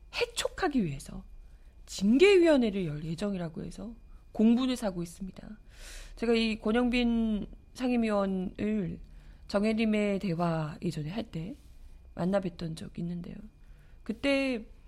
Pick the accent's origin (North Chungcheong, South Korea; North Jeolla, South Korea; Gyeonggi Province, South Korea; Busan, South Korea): Busan, South Korea; now in Seoul, South Korea; 저는 이제 부산에서 어린 시절을 보냈기 때문에